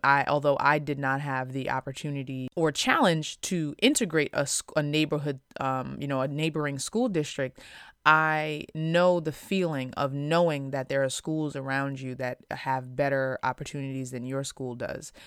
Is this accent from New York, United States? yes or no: yes; Long Island, New York, United States; growing up in Long Island, which is, um, one of the most residentially segregated places in America